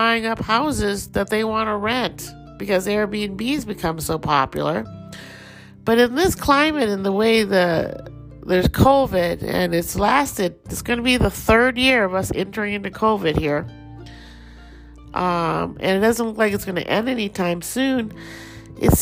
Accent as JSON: {"language": "English", "country": "Thailand", "accent": "Thai", "said": "Just heard my little Thai accent come out there"}